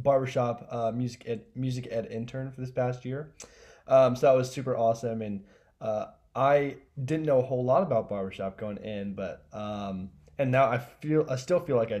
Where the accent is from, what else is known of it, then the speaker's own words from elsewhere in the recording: Kansas City, United States; I grew up in Kansas City